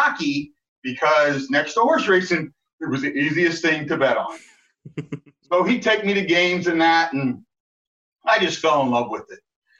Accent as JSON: {"language": "English", "town": "Maryland Heights", "region": "Missouri", "country": "United States", "tie": "born or raised there", "moved": "as an adult", "lives_now": "Hawaii, United States", "said": "Born and raised in Maryland Heights."}